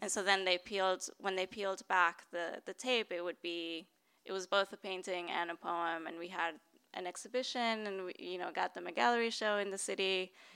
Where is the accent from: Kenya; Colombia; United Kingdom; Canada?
Colombia; Bogota, Bogotá Capital District; now in San Francisco, United States; I grew up middle class in Bogota